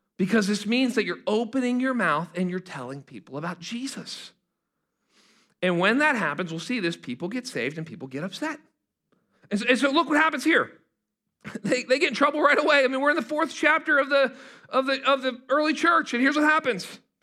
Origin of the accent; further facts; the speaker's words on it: Pittsburgh, Pennsylvania, United States; moved away; I'm from Pittsburgh, Pennsylvania